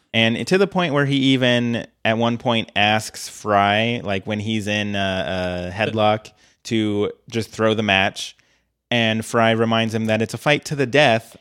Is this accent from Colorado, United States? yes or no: yes; Colorado, United States; I grew up in Colorado